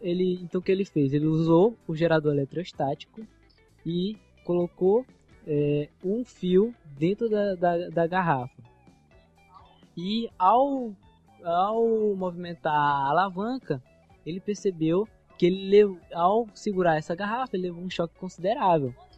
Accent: Maranhão, Brazil; accent: Maranhense; No nosso dialeto maranhense

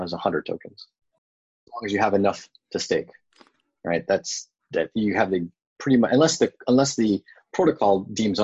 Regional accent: Bay Area, California, United States; now in San Diego, United States; I grew up in the Bay Area, and I love living here in San Diego

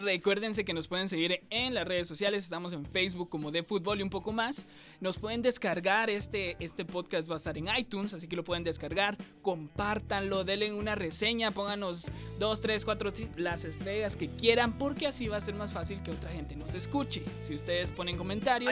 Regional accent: Guatemala; nosotros somos de Guatemala, lo estamos grabando en Guatemala.

